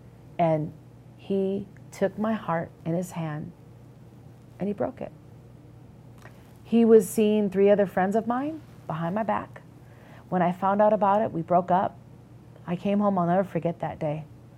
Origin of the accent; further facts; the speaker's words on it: Minneapolis, Minnesota, United States; accent: Minnesota; I'm actually from Minnesota, a Midwestern girl. They call us people in Minnesota, Minnesota nice. And if you can tell by my accent, I have my office sometimes ask me, hey, can you say posted again?